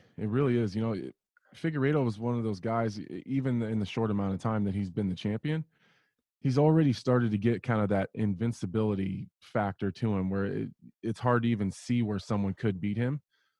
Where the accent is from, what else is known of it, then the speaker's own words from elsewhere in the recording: Nebraska, United States; I love it here. I love it here. People, I get the question all the time. Why do I still live here and then travel for my training camps?